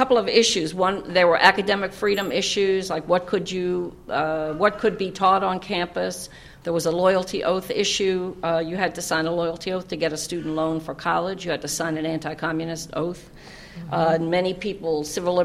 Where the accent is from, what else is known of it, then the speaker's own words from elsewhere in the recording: New York, United States; I grew up in New York State.